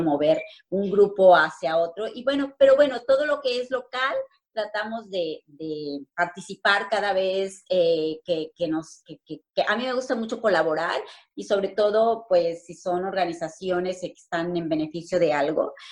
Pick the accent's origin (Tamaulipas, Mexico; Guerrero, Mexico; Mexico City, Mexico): Guerrero, Mexico; Cirándaro; also born or lived in Morelia, Mexico; now in Manchester, United Kingdom; yo soy de la Tierra Caliente y bueno, de ese pueblito bellísimo de Cirándaro, de los Chávez Guerrero